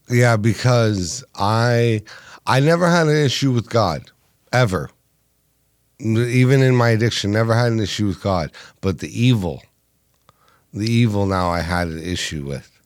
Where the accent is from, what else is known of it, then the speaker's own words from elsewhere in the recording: Los Angeles, California, United States; I'm from Los Angeles